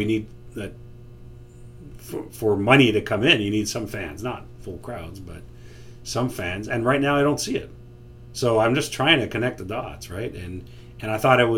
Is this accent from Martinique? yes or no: no; Canada; as a Canadian living in Toronto